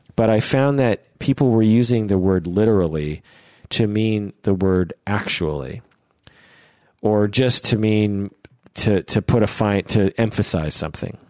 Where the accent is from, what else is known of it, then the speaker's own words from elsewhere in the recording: United States; accent: American; my American accent